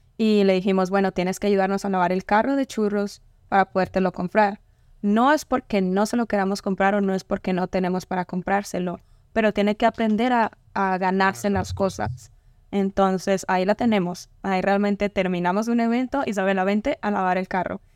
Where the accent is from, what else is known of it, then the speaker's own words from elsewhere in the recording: Ocaña, Norte de Santander, Colombia; moved away; Ocaña es un pueblo pequeño. Estamos cerca a Venezuela casi